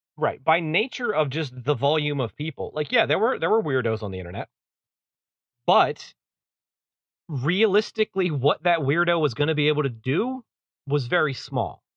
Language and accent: English; East Coast, United States; Where I grew up on the East Coast